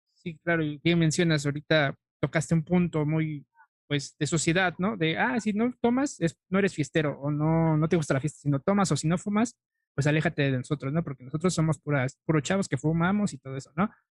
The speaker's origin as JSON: {"language": "Spanish", "country": "Mexico", "said": "como mexicano"}